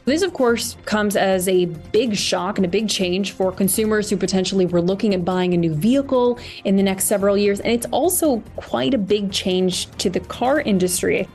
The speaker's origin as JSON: {"language": "English", "country": "United States", "moved": "as an adult", "lives_now": "London, United Kingdom", "said": "an American who moved here to the UK about two years ago"}